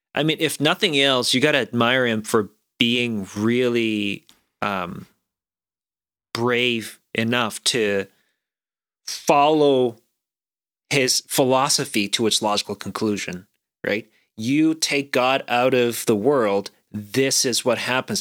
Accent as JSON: {"language": "English", "country": "South Korea", "tie": "born or raised there", "moved": "yes", "said": "I grew up in a slightly different environment growing up in South Korea."}